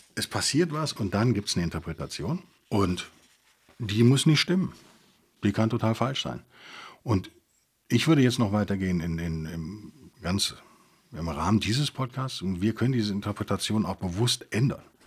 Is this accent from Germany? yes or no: yes; Germany; als Deutsche